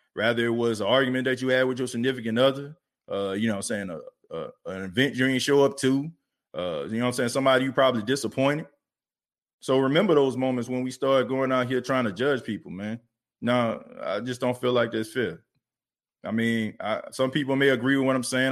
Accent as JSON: {"language": "English", "town": "New Orleans", "region": "Louisiana", "country": "United States", "tie": "born or raised there", "said": "New Orleans is my hometown."}